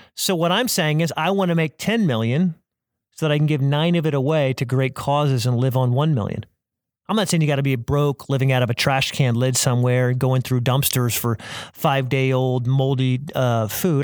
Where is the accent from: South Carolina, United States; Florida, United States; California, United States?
South Carolina, United States; I'm from South Carolina.